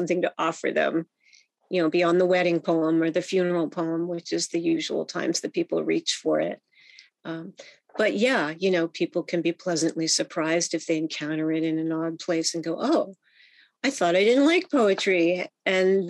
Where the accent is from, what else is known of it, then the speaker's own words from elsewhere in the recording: Bethesda, Maryland, United States; now in San Francisco, United States; where I grew up in Bethesda, Maryland, which is a suburb of Washington, D.C.